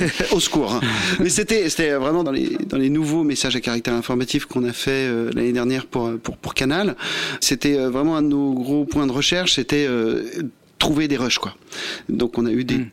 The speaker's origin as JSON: {"language": "French", "town": "Versailles", "region": "Île-de-France", "country": "France", "said": "nous, on vient de, la ville de Versailles"}